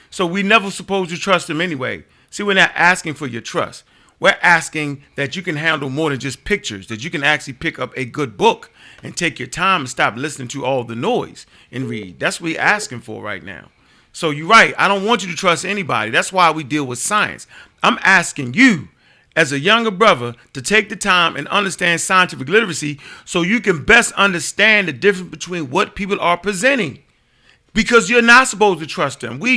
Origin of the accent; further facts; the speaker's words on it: Baltimore, Maryland, United States; I was born uh, in, in uh, Upper Park Heights, so I was born in Sinai Hospital